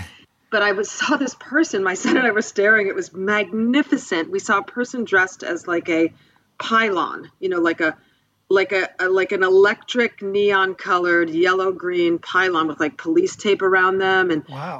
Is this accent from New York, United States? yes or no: yes; Buffalo, New York, United States; my hometown, Buffalo, New York